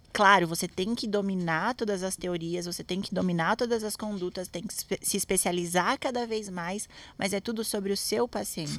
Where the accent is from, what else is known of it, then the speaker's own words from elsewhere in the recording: Santos, São Paulo, Brazil; eu sou de Santos